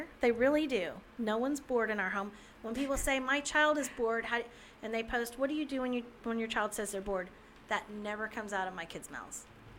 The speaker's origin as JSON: {"language": "English", "region": "Gulf Coast", "country": "United States", "tie": "born or raised there", "also_born_or_lived": "Texas / Louisiana / Florida", "said": "I grew up now down near the Gulf. I've lived in Texas, Louisiana, and Florida, always on the Gulf."}